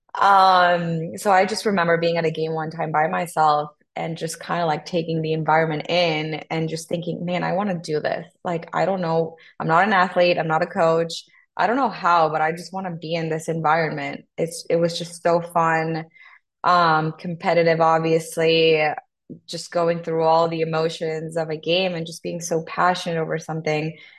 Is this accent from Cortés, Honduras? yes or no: no; Tegucigalpa, Francisco Morazán, Honduras; English is a second language; moved away as an adult; also born or lived in Texas; I was born in Tegucigalpa, that's the capital. Born and raised there until I was 18